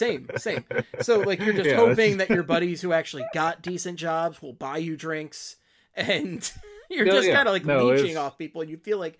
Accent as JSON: {"language": "English", "region": "Pennsylvania", "country": "United States", "said": "my home state of Pennsylvania."}